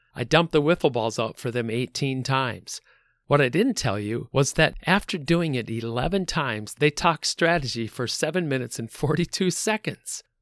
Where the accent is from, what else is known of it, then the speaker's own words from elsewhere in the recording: Midwest, United States; I'm from the Midwest